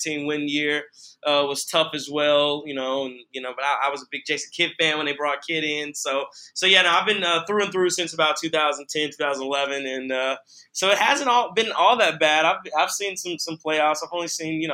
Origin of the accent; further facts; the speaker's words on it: North Carolina, United States; now in Milwaukee, United States; I'm originally from North Carolina